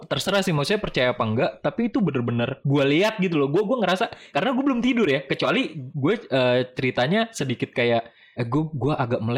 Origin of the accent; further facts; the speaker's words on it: Bekasi, West Java, Indonesia; also born or lived in Jakarta; Pas gue lahir itu, gue lahir di Jakarta, langsung dibawa ke Jawa, Mam. Ketika umur 3 tahun, gue baru balik ke Bekasi.